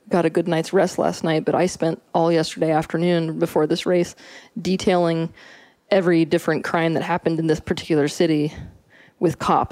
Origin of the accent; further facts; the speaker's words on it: Santa Fe, New Mexico, United States; I was born in Santa Fe, New Mexico